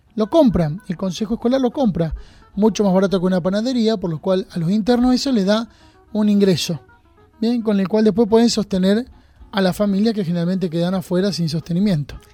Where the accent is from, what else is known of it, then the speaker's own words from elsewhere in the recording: Junín, Buenos Aires Province, Argentina; now in San Andrés de Giles, Argentina; yo soy de Junín, nacido en Junín